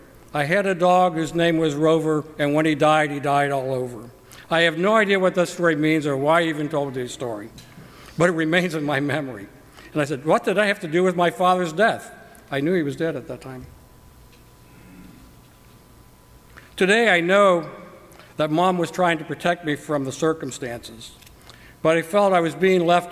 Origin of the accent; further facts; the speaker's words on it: Cincinnati, Ohio, United States; I was born in Cincinnati, Ohio, prior to World War II.